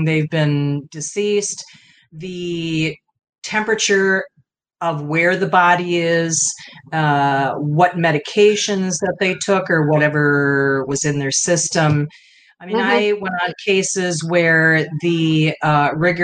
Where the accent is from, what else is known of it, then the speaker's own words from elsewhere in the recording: Midwest, United States; I'm from the Midwest